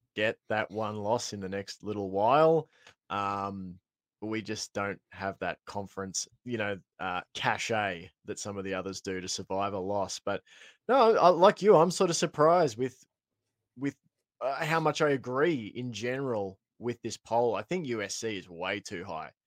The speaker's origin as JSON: {"language": "English", "country": "Australia", "said": "as an Aussie"}